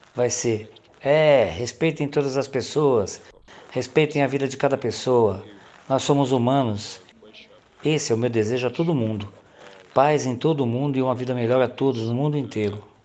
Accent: Afghanistan; first language Pashto; Portuguese is a second language; also born or lived in Kabul; desde a minha infância eu moro no Afeganistão e falo Pashto

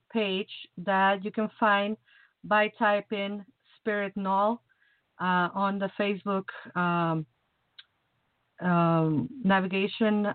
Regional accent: Mexico; now in Chicago, United States; I'm from the tropic, you know. I'm from Mexico

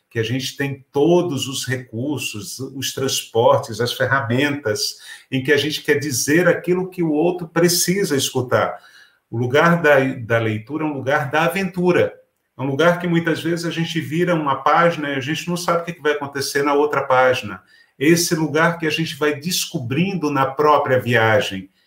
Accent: Pernambuco, Brazil; moved away as an adult; now in São Paulo, Brazil; Eu saí de Pernambuco aos 25 anos. E quando eu cheguei em São Paulo, eu enfrentei uma dura realidade que foi inclusive do mercado de trabalho me cobrando que eu modificasse o meu sotaque.

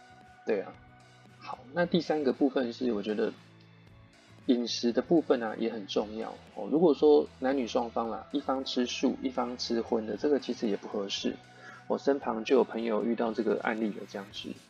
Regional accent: Yilan County, Taiwan; 我当时我从宜兰来的，我也没有想太多，这样子想说哦，台北可能都是开餐厅餐馆比较多这样子。

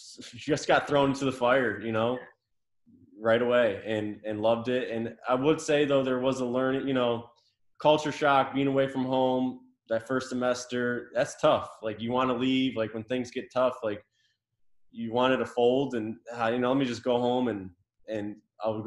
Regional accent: near Syracuse, New York, United States; moved away as an adult; also born or lived in Mobile, Alabama; now in Michigan, United States; I grew up near Syracuse

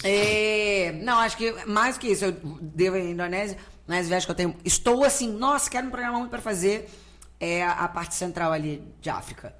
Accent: Rio de Janeiro, Brazil; pro Rio, que é onde eu nasci

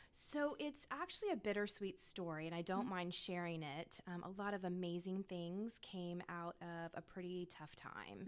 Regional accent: Tampa, Florida, United States; also born or lived in North Carolina / Washington D.C.; I'm actually originally from Tampa, Florida. So mm-hmm. I am a lifelong Florida girl

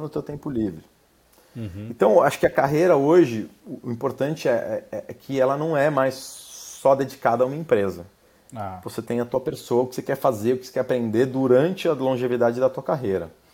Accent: Brazil; moved away as an adult; now in United States; com a minha experiência aqui como brasileiro nos Estados Unidos

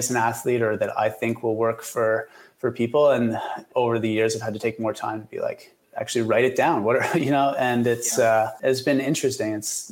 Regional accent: Kingston, Ontario, Canada; also born or lived in Vancouver; now in Ottawa, Canada; I grew up in Kingston about 2 hours from here, which in Ontario terms isn't very far away.

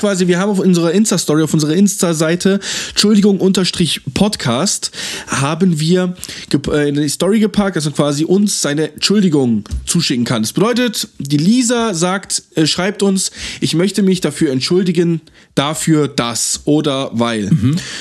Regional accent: Freiburg, Baden-Württemberg, Germany; wir sind beide Freiburger

